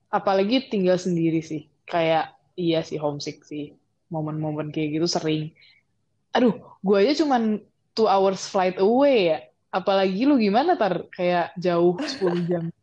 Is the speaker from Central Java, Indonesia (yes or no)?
no; Bandung, West Java, Indonesia; now in Malaysia; betulnya kan gue asal Bandung ya.